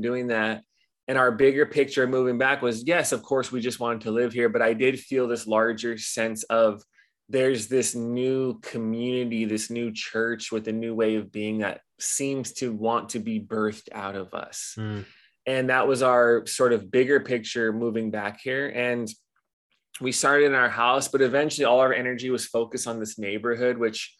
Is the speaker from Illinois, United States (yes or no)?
no; Los Angeles, California, United States; moved away as an adult; now in Hawaii, United States; I grew up in Los Angeles and moved here at 18.